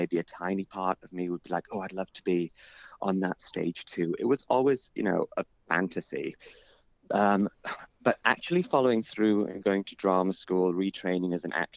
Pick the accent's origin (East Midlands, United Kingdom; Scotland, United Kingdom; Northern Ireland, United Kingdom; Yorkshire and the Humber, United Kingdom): Yorkshire and the Humber, United Kingdom; Bradford; moved away; So Bradford is, it is a city which often gets a sort of unfair reputation